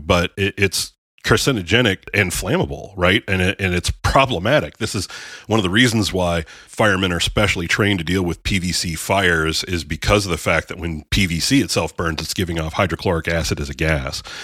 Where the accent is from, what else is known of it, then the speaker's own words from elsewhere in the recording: Erie, Pennsylvania, United States; moved away; I'm originally from Erie